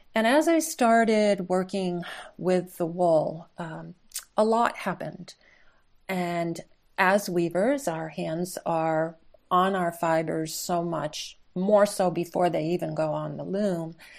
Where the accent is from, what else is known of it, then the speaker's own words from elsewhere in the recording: upstate New York, United States; I'm, I'm native upstate New Yorker